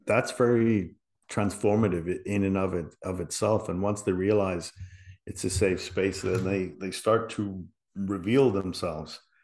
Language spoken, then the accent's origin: English; Liverpool, North West England, United Kingdom; moved away; I was from England, you know, I was from Liverpool